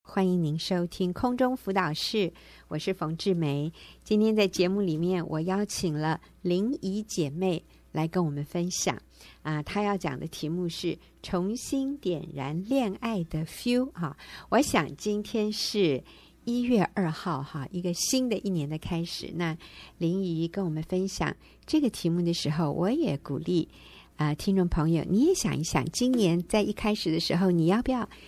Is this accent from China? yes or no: no; Taiwan; 我们台湾人就习惯说 feel